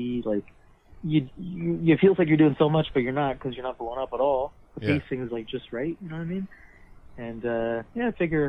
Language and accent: English; Canada; also born or lived in Mexico; I was 4, so, like, I'm more Canadian than I am Mexican at this point.